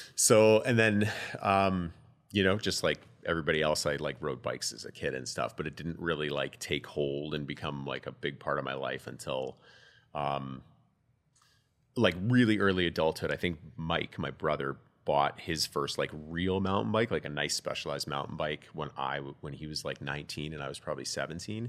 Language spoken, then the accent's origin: English; Calgary, Alberta, Canada; I'm a born and raised Calgarian